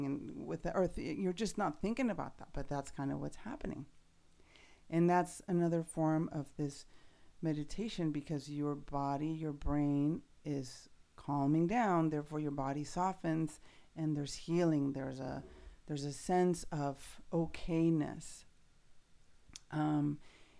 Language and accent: English; Mexico City, Mexico; I grew up in Mexico City